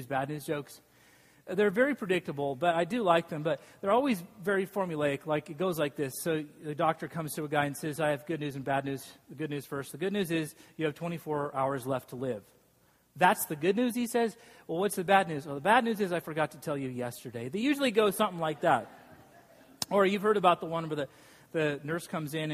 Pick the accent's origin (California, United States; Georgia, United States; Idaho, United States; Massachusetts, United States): Idaho, United States; Boise; I grew up in Boise, Idaho